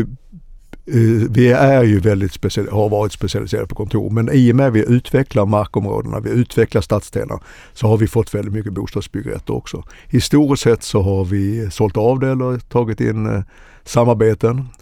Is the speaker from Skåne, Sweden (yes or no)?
yes; Helsingborg, Skåne, Sweden; now in Stockholm, Sweden; jag är egentligen född i Skåne, Helsingborg, men har bott i Stockholm i över 40 år